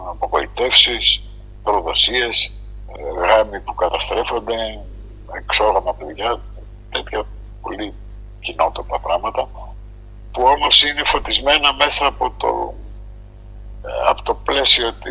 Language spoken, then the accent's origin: Greek; Istanbul, Turkey; now in Greece